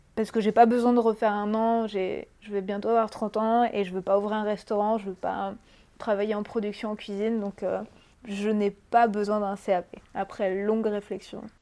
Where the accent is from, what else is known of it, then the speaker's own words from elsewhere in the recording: Brittany, France; moved away as an adult; also born or lived in Paris; je viens de Bretagne